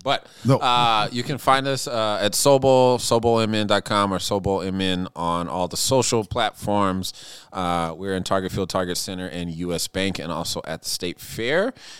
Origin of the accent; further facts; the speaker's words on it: Minneapolis, Minnesota, United States; I want to tell this story of what these two things mean to me and growing up in Minneapolis.